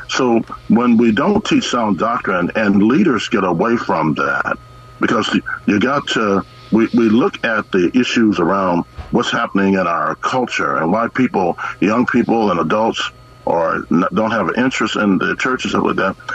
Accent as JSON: {"language": "English", "town": "Bakersfield", "region": "California", "country": "United States", "said": "We came from Bakersfield, California."}